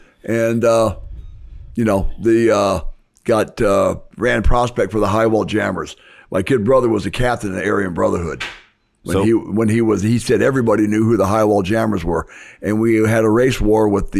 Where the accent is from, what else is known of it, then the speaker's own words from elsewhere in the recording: Arizona, United States; moved away; also born or lived in Miami; When we grew up in Arizona in the 50s and 60s was idyllic.